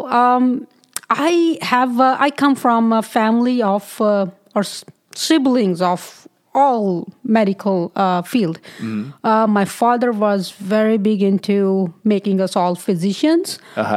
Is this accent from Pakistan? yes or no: yes; Pakistan; moved away as an adult; also born or lived in Lahore, Pakistan / North Carolina, United States; now in United States; I am originally, or you can say by descent, I'm from Pakistan.